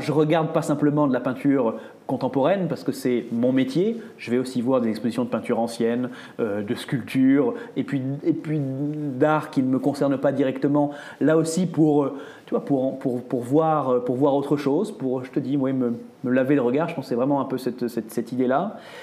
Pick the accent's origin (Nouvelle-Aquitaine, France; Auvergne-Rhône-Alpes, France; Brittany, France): Nouvelle-Aquitaine, France; Île d'Oléron, Charente-Maritime; now in Paris, France; je suis provincial, je viens de Charente-Maritime, tu vois, j'ai grandi dans l'île d'Oléron